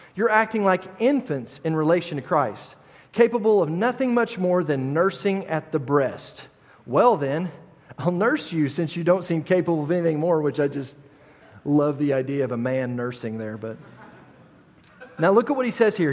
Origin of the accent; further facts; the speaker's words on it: United States; I am an American